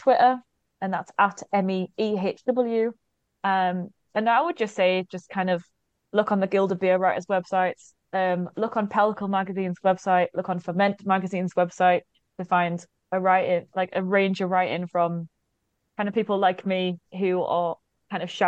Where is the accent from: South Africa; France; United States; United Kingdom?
United Kingdom; Newcastle upon Tyne, North East England; moved away as an adult; ever since I left Newcastle at the age of 18 to move away to go to university